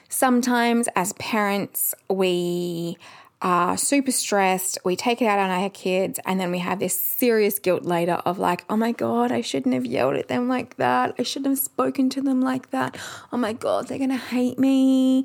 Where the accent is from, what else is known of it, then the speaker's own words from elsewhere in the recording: Perth, Western Australia, Australia; we are from Perth.